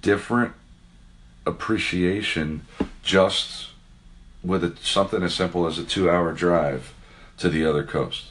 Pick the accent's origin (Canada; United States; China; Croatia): United States; South Florida; also born or lived in South Jersey; growing up in South Florida and living in Coconut Grove